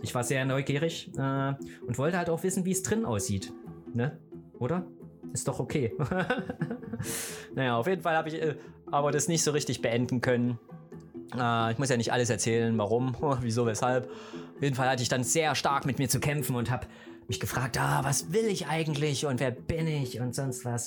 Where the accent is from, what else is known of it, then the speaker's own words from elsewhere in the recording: Gera, Thuringia, Germany; ich bin in der DDR groß geworden, ne? Äh, in Thüringen geboren, im beschaulichen Thüringen, wunderschön, in der hässlichen Stadt Gera